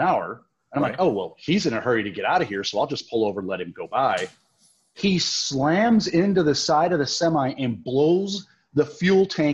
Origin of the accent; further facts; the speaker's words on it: Winnebago, Illinois, United States; I grew up in the Midwest. I'm from a small town, Winnebago, Illinois, and lived in a farm community